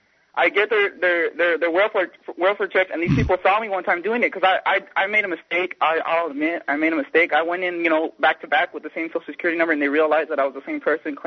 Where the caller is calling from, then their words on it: Texas, United States; Yeah, I'm from Texas, as y'all said, and I'm an illegal immigrant.